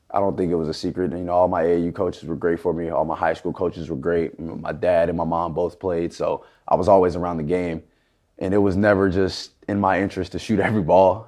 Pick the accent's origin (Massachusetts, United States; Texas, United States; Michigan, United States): Texas, United States; Houston; moved away; I grew up in Houston